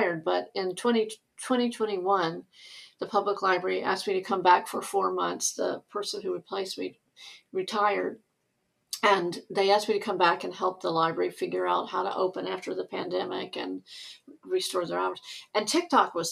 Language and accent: English; the South, United States; I grew up in the South